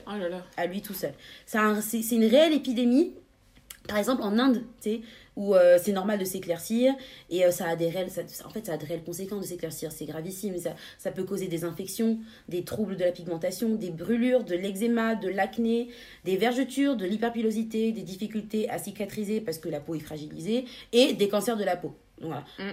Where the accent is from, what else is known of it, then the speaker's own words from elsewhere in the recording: France; chez nous en France